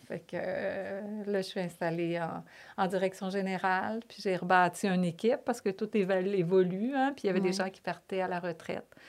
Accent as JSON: {"language": "French", "town": "Lévis", "region": "Quebec", "country": "Canada", "also_born_or_lived": "Toronto / Paris", "accent": "Québécois", "moved": "as an adult", "said": "je suis une fille euh, de Lévis, vraiment une Lévisienne profonde. ma mère, mon père, on, est tous, tous de Lévis."}